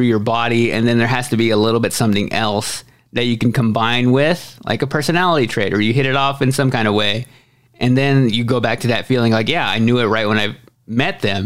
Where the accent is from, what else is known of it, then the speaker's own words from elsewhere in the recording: Waxahachie, Texas, United States; also born or lived in Austin, Texas; I moved from my hometown of Waxahachie, Texas to Austin, Texas